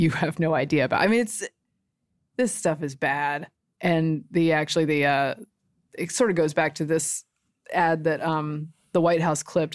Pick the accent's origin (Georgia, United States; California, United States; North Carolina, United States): North Carolina, United States; Butner; born or raised there